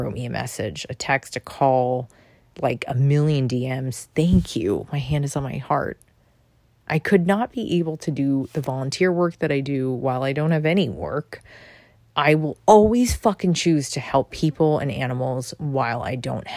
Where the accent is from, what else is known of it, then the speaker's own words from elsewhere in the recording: New York City, New York, United States; as a New Yorker